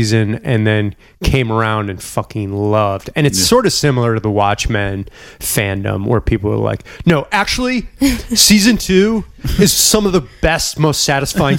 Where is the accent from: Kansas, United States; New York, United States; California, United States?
New York, United States; Buffalo; also born or lived in Bronx, New York; I'm from Buffalo.